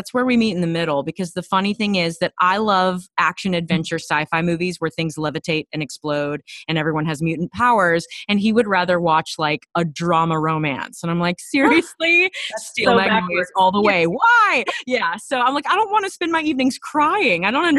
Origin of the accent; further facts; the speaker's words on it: Texas, United States; And it turned into a pageant situation when I was 7, because we're from Texas, and I asked her, Mommy, how do I get a crown like Miss Texas?